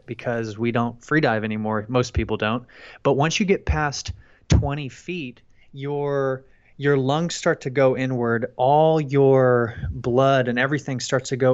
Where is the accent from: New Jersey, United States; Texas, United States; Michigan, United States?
Texas, United States; Friendswood; also born or lived in Houston, Texas; I'm from Houston, Texas, and I grew up in a little town called Friendswood.